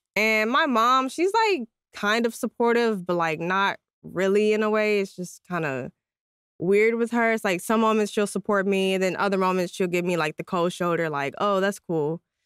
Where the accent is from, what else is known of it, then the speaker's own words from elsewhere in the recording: San Antonio, Texas, United States; I'm from San Antonio, Texas